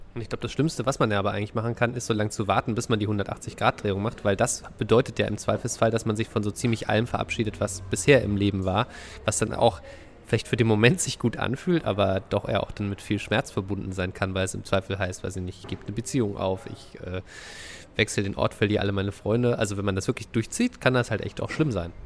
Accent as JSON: {"language": "German", "area": "Dresden area", "region": "Saxony", "country": "Germany", "tie": "born or raised there", "moved": "yes", "said": "Dresdner Christstollen. Das, was ich aus meiner Heimat kenne"}